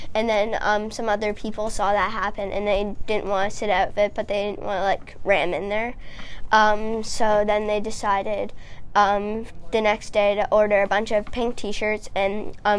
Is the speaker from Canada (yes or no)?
yes; Nova Scotia, Canada; born there; So I was born in Nova Scotia.